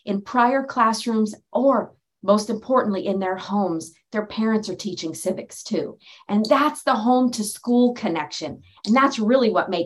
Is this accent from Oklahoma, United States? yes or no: no; Oceanside, California, United States; I was born in Oceanside, California, in San Diego County